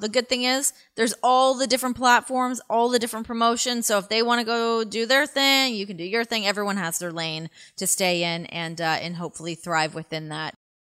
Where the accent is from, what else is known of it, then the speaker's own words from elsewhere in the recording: Toronto, Ontario, Canada; moved away as an adult; now in United States; I'm a Torontonian